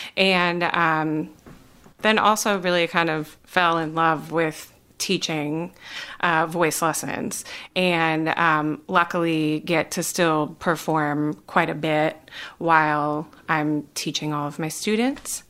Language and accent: English; Wisconsin, United States; moved away as an adult; now in North Carolina, United States; I am originally from Wisconsin